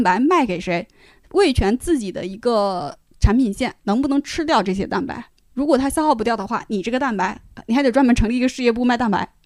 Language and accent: Chinese; Shanxi, China; 我作为一个山西人